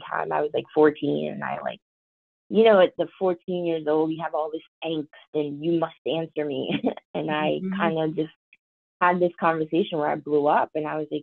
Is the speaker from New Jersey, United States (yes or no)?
no; White Plains, New York, United States; accent: Valley girl; I talk very, Valley girl, because I grew up in White Plains, New York